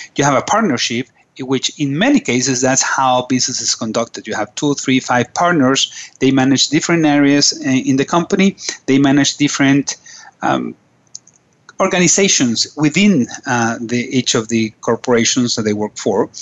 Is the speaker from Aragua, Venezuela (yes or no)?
no; Caracas, Capital District, Venezuela; I am from Caracas and uh, nice, very nice country on top of South America.